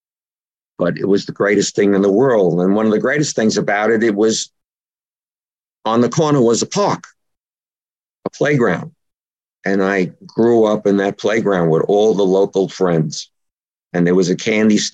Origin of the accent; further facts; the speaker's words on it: New York City, New York, United States; also born or lived in Richmond Hill, Queens, New York; now in Miller Place, Long Island, New York, United States; I was born in Brooklyn, in a section of Brooklyn called East New York